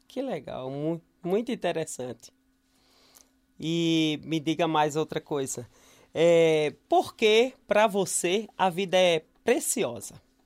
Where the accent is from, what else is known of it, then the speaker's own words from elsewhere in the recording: João Pessoa, Paraíba, Brazil; moved away; lá da minha cidade, de João Pessoa